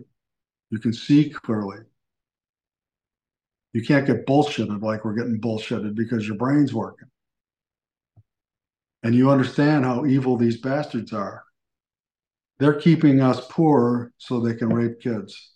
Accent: Buffalo, New York, United States; moved away; I'm originally from Buffalo

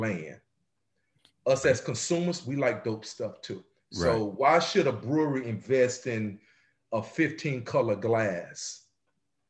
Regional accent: Mississippi, United States; moved away; I'm originally from Mississippi, so I chop and screw a lot of words

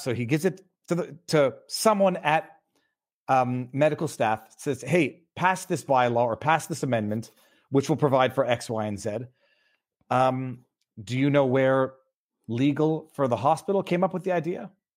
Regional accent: Canada; I'm from Canada

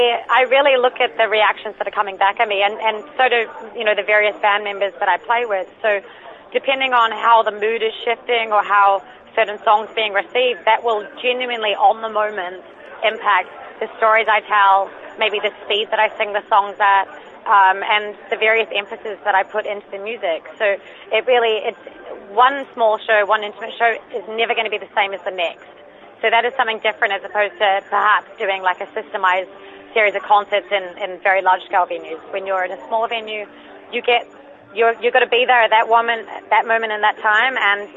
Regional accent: Christchurch, Canterbury, New Zealand; I'm from Christchurch, it's in the South Island.

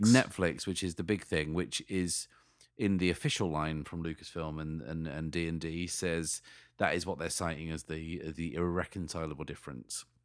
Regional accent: Sheffield, Yorkshire and the Humber, United Kingdom; my hometown of Sheffield

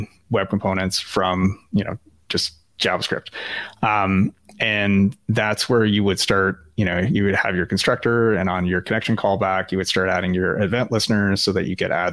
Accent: Canada; as a Canadian, and I don't know if your listeners have figured that out yet, but I am Canadian

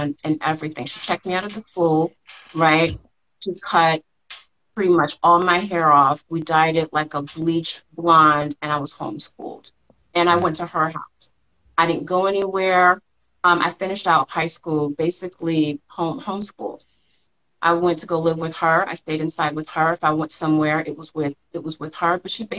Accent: Los Angeles, California, United States; I'm from South Central

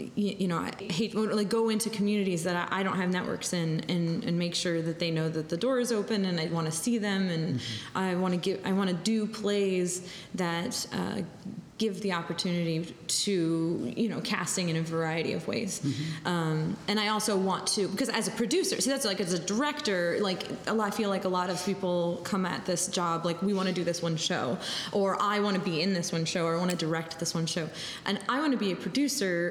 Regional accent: New Jersey, United States; moved away; I'm from New Jersey

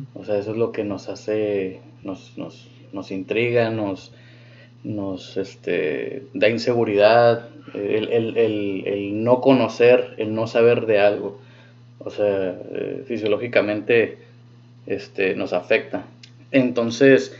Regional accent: Mexico; moved away; also born or lived in United States; como católicos que crecimos en México

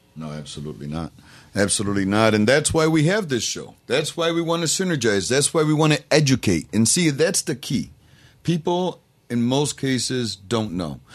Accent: Rochester, New York, United States; born or raised there

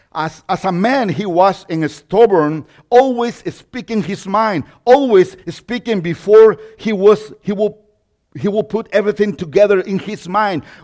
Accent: Mexico; accent: Mexican; English is a second language; now in United States; I was born in Mexico. So, yeah, that accent comes from Mexico.

